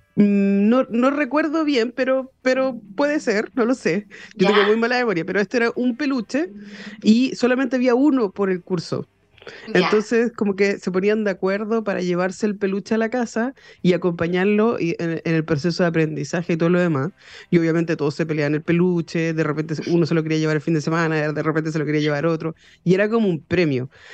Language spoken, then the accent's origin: Spanish; Chile; Nosotros como ciudadanos chilenos